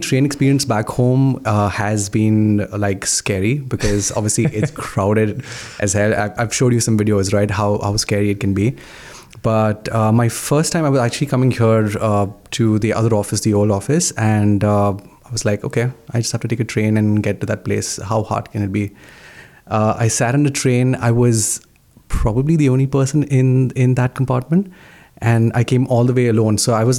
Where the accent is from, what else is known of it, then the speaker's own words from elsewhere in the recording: Mumbai, Maharashtra, India; now in Canada; So I'm from a city called Mumbai in India.